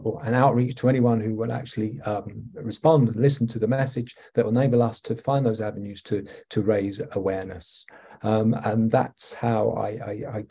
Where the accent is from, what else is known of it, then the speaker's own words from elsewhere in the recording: England, United Kingdom; accent: English; moved away as an adult; also born or lived in Australia / Italy / Greece; now in Alberta, Canada; I am English. I'm from the United Kingdom